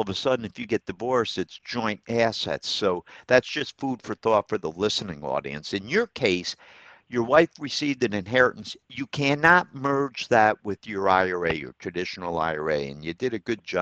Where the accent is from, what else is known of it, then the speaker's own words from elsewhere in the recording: Troy, New York, United States; my hometown, Troy, New York.